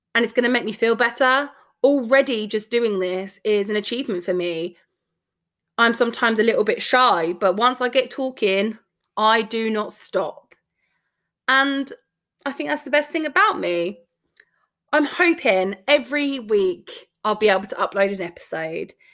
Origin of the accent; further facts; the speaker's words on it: London, United Kingdom; I'm from London